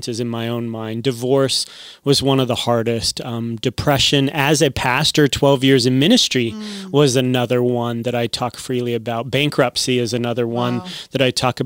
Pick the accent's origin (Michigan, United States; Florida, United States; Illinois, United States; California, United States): California, United States; Southern; now in Tucson, United States; I grew up in Southern California